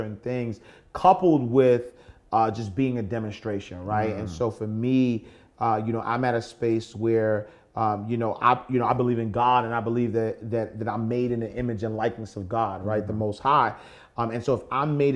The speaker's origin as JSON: {"language": "English", "town": "New York City", "region": "New York", "country": "United States", "tie": "born or raised there", "said": "I'm from the projects though, right? I grew up in the St. Nicholas houses"}